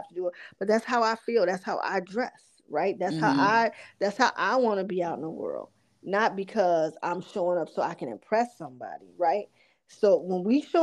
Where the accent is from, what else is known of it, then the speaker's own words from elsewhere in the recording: Chicago, Illinois, United States; even little ghetto girls like me growing up on the South Side on the low end of Chicago